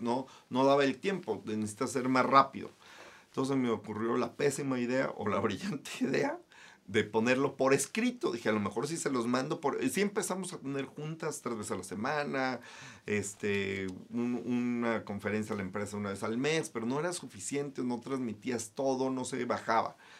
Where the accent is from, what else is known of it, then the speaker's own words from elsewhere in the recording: Guadalajara, Jalisco, Mexico; Soy de Guadalajara, Jalisco.